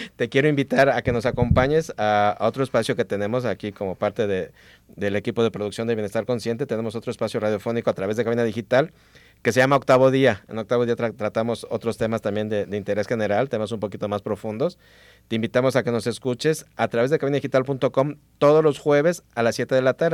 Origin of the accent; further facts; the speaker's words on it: Mexico; aquí como mexicanos